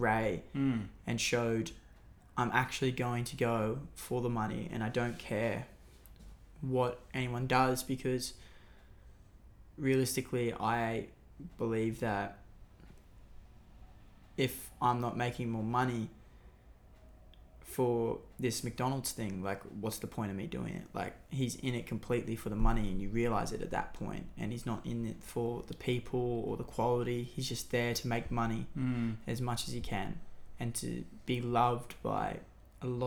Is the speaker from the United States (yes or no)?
no; Newcastle, New South Wales, Australia; my hometown, Newcastle